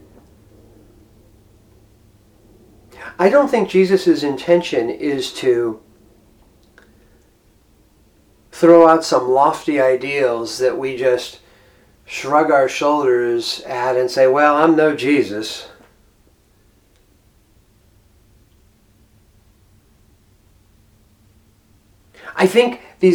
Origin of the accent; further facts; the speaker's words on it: United States; I'm an American.